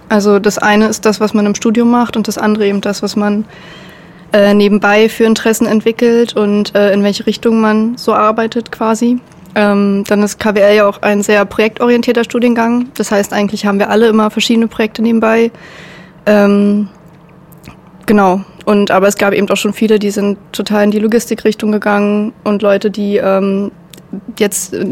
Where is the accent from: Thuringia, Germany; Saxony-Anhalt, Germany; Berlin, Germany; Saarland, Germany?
Saxony-Anhalt, Germany; Ich komme ja aus der Nähe mhm. und ähm, mit der Stadt an sich konnte ich nie viel anfangen ähm, ehe ich dann in die Kulturszene so ein bisschen eingetaucht bin.